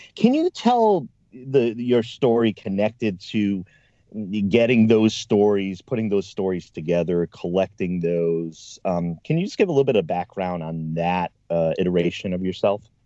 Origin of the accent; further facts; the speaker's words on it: East Coast, United States; now in Oregon, United States; I'm from the East Coast